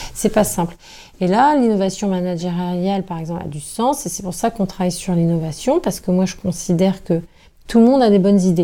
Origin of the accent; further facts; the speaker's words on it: Brittany, France; moved away; j'ai habité pendant de nombreuses années en dehors de la Bretagne